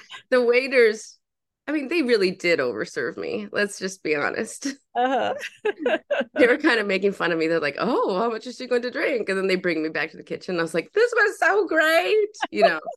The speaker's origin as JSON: {"language": "English", "region": "Minnesota", "country": "United States", "tie": "born or raised there", "also_born_or_lived": "New York City / Brooklyn", "moved": "as an adult"}